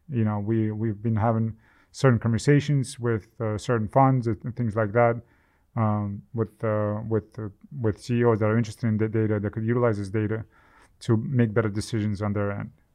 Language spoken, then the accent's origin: English; Ukraine; moved away; I'm from Ukraine